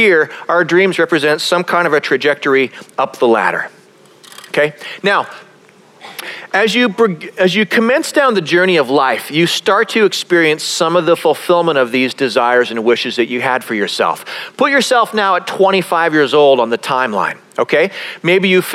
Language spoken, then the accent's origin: English; Calgary, Alberta, Canada; I grew up in Canada. I grew up in a place called Calgary, which is a beautiful city